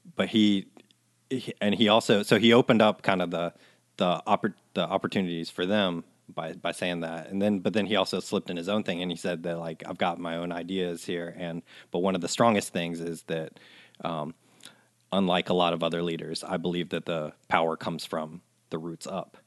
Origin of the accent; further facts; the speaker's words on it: Columbia, South Carolina, United States; being Japanese but growing up in Colombia